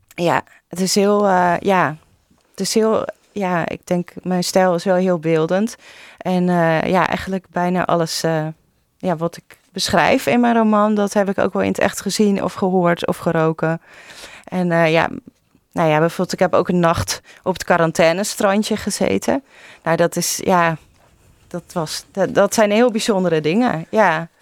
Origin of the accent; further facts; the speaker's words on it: Vlaardingen, South Holland, Netherlands; also born or lived in Maassluis; ik ben zelf opgegroeid in Vlaardingen en mijn sluis.